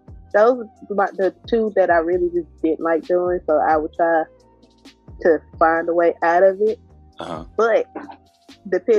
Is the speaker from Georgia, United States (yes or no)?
yes; Atlanta, Georgia, United States; Atlanta, Georgia. But home to me, surprisingly, is not my hometown